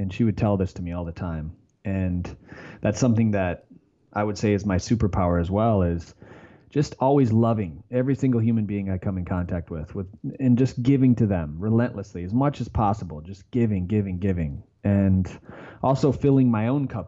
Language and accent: English; Lake City, Michigan, United States; now in San Diego, United States; Lake City, Michigan.